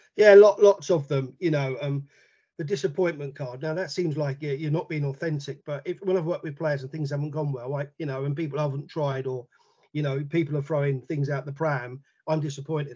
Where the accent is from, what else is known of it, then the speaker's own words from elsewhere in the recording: London, United Kingdom; moved away; I'm from London originally. So Barnet Schools captain, Middlesex Schools captain, London Schools captain